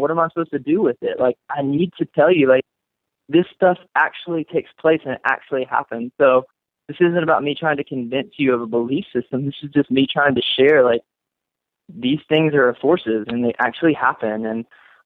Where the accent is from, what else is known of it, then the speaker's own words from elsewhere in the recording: North Carolina, United States; now in Las Vegas, United States; I'm from the North Carolina, and so I went to church